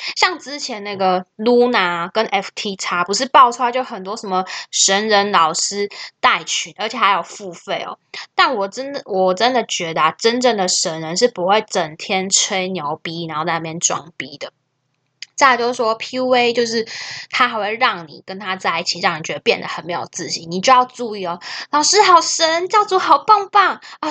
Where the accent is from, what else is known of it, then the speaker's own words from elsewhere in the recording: Taiwan; 我们台湾人